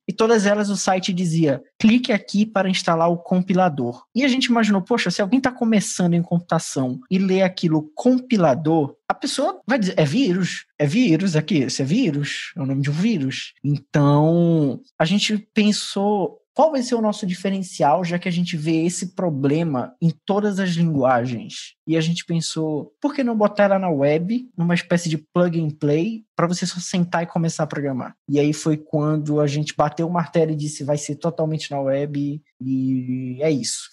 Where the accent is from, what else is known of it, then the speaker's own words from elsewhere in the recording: Belém, Pará, Brazil; nós todos somos de Belém do Pará, e aqui existe uma expressão muito forte que se usa que é o o égua